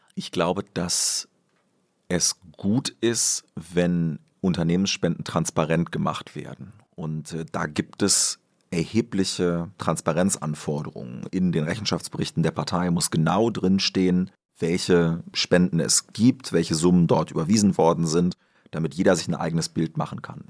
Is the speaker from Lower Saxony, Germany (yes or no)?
yes; Göttingen district, Lower Saxony, Germany; im Landkreis Göttingen, wo ich herkomme